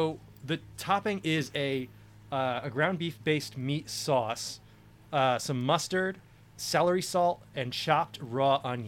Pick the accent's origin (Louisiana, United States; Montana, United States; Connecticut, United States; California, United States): Connecticut, United States; New Haven; I'm from New Haven